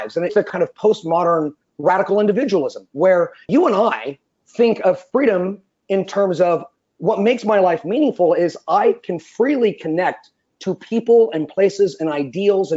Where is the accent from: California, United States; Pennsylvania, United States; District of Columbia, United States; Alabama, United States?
California, United States; Being a Californian